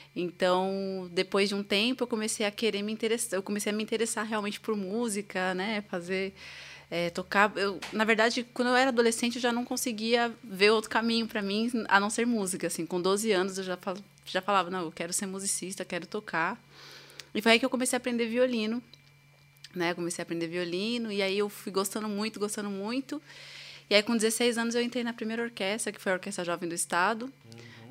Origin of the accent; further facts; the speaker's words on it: São Paulo, Brazil; eu sou de São Paulo, né? Nasci aqui. E desde criança eu tive uma educação musical